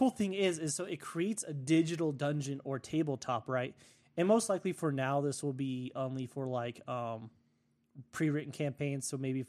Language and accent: English; United States; in Russia because, you know, I'm American. I get the bougie cells.